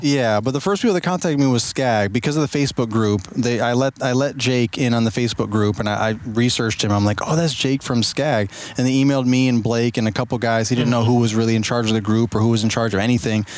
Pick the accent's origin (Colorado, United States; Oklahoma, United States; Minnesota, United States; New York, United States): New York, United States; now in Virginia, United States; I was born and raised in New York and moved down to Virginia